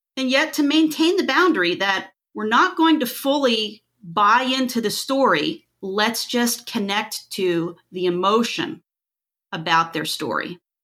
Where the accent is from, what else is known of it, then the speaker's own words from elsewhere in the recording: Pennsylvania, United States; moved away as an adult; now in Florida, United States; I'm originally from Pennsylvania, moved to Florida almost twenty years ago.